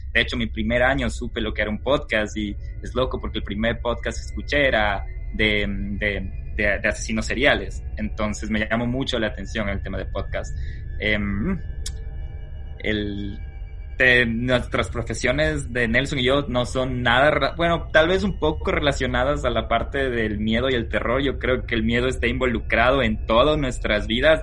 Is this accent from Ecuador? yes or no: yes; Quito, Pichincha, Ecuador; moved away as an adult; now in United States; Nosotros, ¿dónde nacemos? ¿De dónde salimos? Bueno, somos quiteños.